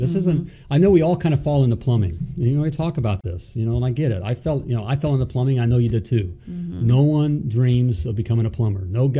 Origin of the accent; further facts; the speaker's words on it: Florida, United States; I grew up in Florida with the Dolphins.